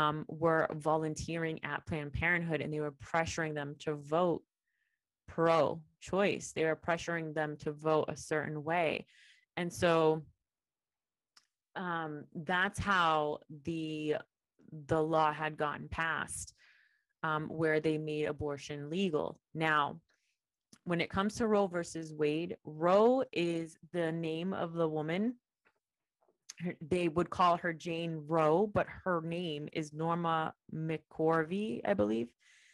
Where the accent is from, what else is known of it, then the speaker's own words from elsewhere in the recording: Puerto Rico; I came for the summer from Puerto Rico to work at an internship in New York.